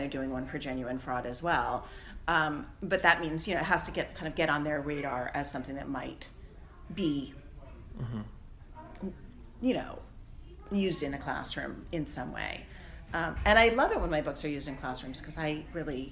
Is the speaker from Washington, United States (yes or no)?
yes; Seattle, Washington, United States; I grew up in Seattle in my teenage years